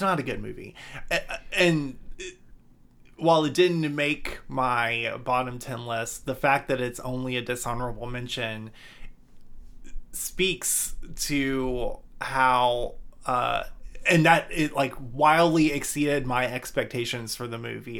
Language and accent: English; Georgia, United States; I'm from Georgia